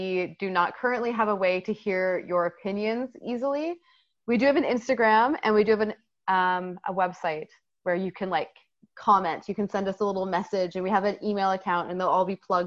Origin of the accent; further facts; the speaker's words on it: Canada; we are Canadian